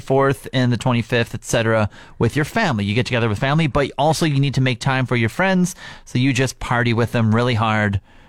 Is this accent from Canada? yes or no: yes; Saskatchewan, Canada; moved away as an adult; now in Fort McMurray, Canada; I grew up in Saskatchewan for the first 20 plus years of my life